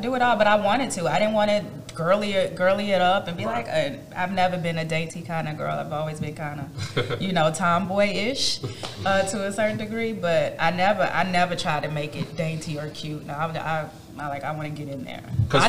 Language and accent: English; Midwest, United States; I'm from the Midwest. My dad grilled at any moment.